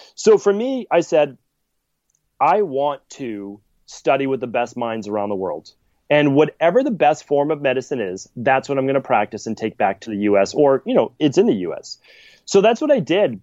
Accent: Medford, Massachusetts, United States; I'm from Medford, Massachusetts

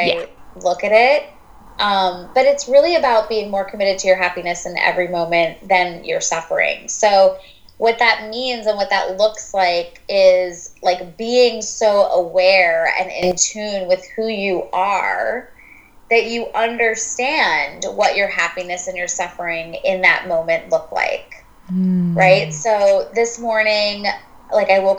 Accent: New York, United States; I'm a New Yorker

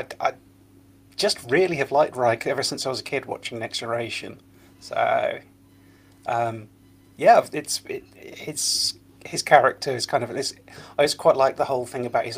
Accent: Lincoln, East Midlands, United Kingdom; my hometown of Lincoln

